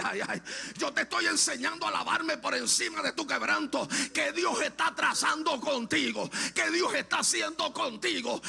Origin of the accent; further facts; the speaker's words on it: Lajas, Puerto Rico; moved away as an adult; also born or lived in Aguadilla, Puerto Rico; yo soy natural de Laja, mi esposa es de Ponce.